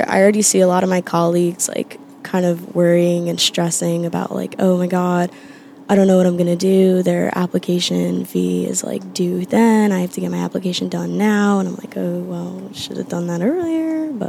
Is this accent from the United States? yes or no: yes; Hopewell, New Jersey, United States; I'm from Hopewell